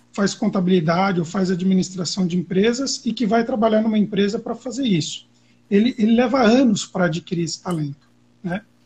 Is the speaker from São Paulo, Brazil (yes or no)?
yes; São Caetano do Sul, São Paulo, Brazil; Eu moro no ABC, né? eu sou de São Caetano